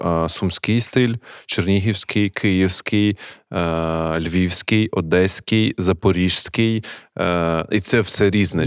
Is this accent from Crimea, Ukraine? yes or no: no; Kharkiv, Kharkiv Oblast, Ukraine; як харків'янин